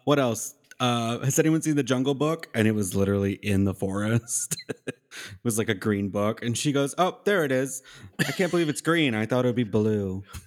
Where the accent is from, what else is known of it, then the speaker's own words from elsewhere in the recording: Nashville, Tennessee, United States; she asked me, "Where are you from?" I said, "Nashville."